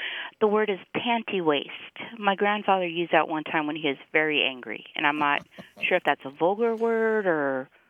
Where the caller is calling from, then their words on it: The Colony, Texas, United States; I'm calling from The Colony, Texas.